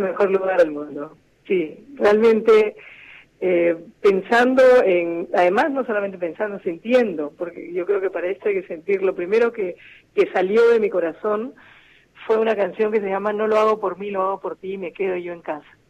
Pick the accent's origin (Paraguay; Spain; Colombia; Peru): Peru; Somos las voces peruanas